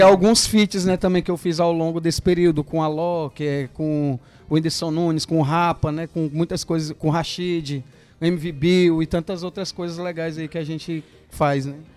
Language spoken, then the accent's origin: Portuguese; Fortaleza, Ceará, Brazil; Eu sou do Ceará